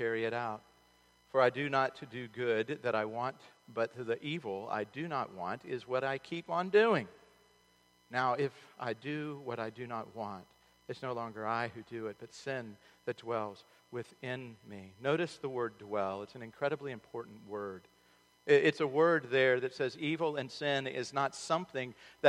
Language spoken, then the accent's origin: English; Charlotte, North Carolina, United States; the Charlotte Observer, my hometown